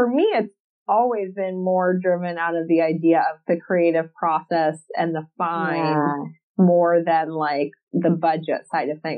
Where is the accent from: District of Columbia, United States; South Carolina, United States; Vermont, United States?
South Carolina, United States; accent: Southern; moved away as an adult; now in California, United States; I'm originally from South Carolina, but I currently live in California. I've lived here for probably like 16, 17 years now, maybe.